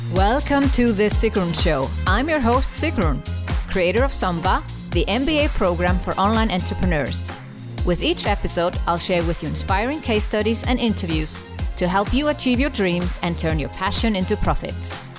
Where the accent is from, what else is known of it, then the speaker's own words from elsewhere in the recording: Iceland; first language Icelandic; English is a second language; we are both from Iceland. And since I don't have many Icelandic clients, it's always a special treat to be able to switch into my own language from time to time